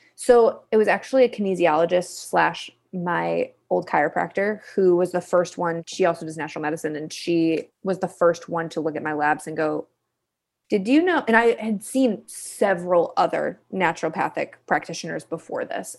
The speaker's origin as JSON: {"language": "English", "town": "Kalamazoo", "region": "Michigan", "country": "United States", "tie": "born or raised there", "said": "I am originally from Kalamazoo, Michigan, a little town in the Midwest"}